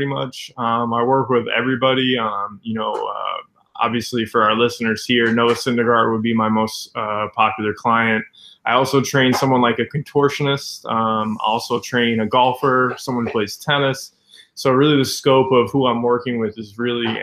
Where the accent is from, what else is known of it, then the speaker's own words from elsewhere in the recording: Boca Raton, Florida, United States; moved away as an adult; also born or lived in Miami, Florida / Gainesville, Florida / Orlando, Florida; now in New York, United States; I'm originally was born in Miami. I grew up there for about 7, 8, 9 years. Then I moved to Palm Beach County, and I grew up in Boca Raton, Florida.